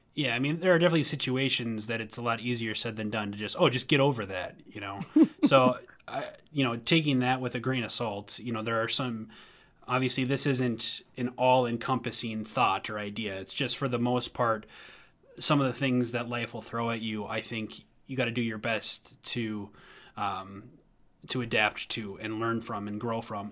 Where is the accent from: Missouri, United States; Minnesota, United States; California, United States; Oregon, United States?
Minnesota, United States; moved away as an adult; also born or lived in Tennessee; when I moved back to Minnesota from Tennessee after I was pursuing music in Tennessee